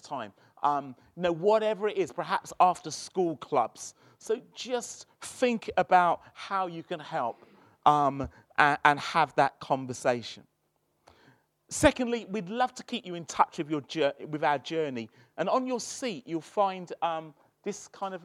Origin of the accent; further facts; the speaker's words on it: London, United Kingdom; moved away as an adult; now in Birmingham, United Kingdom; I'm from South London